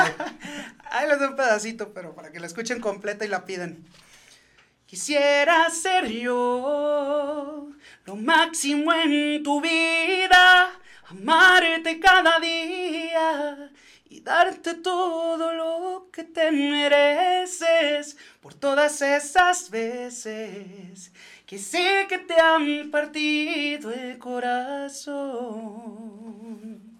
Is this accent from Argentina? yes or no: no; Los Reyes, Michoacán, Mexico; also born or lived in Santa Ana, California; yo soy nacido en Santana, California. Y criado en Los Limones y Los Reyes, Michoacán.